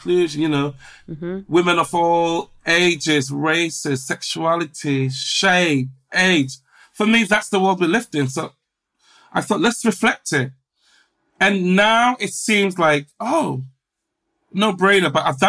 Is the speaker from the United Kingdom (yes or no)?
yes; England, United Kingdom; Black, gay, working class, I'm from England.